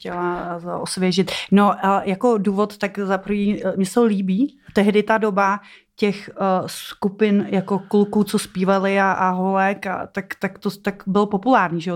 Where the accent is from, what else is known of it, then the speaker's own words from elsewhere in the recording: Žatec, Ústí nad Labem Region, Czechia; jsem chodila na koupaliště v Žadci, tyjo, protože pocházím z Žadce